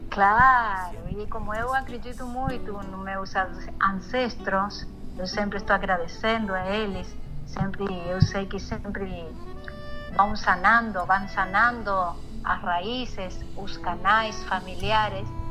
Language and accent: Portuguese; Paso de los Libres, Corrientes, Argentina; Portuguese is a second language; Onde eu me criei, onde eu morei, eh, nasci, como é Passo de los libres fronteira aí com, com Brasil